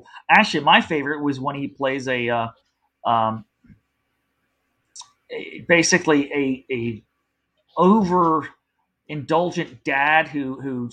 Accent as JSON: {"language": "English", "region": "New Jersey", "country": "United States", "tie": "born or raised there", "said": "I grew up in New Jersey."}